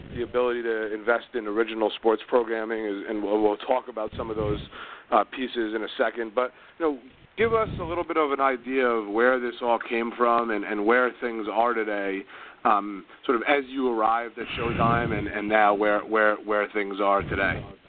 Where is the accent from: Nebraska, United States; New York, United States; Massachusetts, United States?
New York, United States; New York area, United States; I was from the New York area